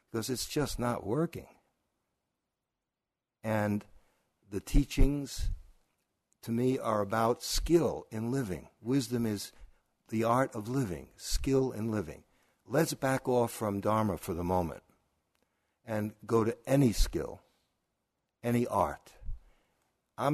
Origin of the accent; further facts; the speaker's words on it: New York City, New York, United States; I'm also from Brooklyn